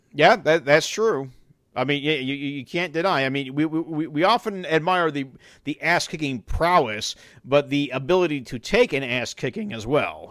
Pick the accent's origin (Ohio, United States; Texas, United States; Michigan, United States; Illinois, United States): Illinois, United States; Chicago; also born or lived in New Jersey; I was born in New Jersey. I was raised in Chicago